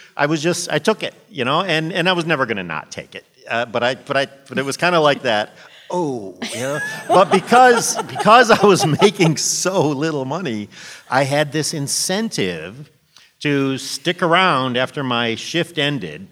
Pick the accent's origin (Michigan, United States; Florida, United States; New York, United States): Michigan, United States; Monroe; moved away as an adult; now in Washington, D.C., United States; my hometown in Monroe, Michigan